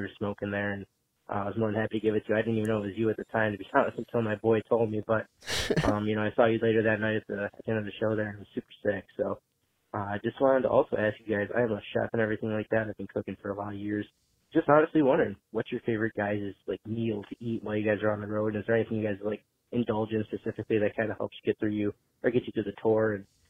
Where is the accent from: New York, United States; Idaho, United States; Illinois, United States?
New York, United States; Buffalo; I'm from the Buffalo area.